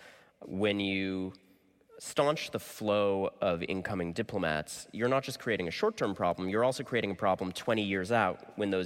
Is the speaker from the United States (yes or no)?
yes; United States; as an American